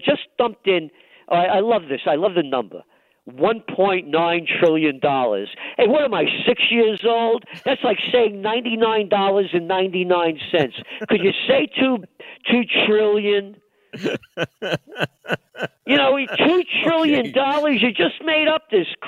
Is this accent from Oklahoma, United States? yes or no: no; New York City, New York, United States; I'm a New Yorker. I mean, if you can't tell, you know, and you know, I'm a guy born in the Bronx